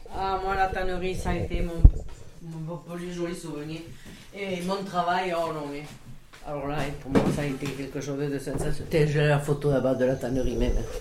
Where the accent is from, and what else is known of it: Montolieu, Occitania, France; born or raised there; also born or lived in Béziers / Vendres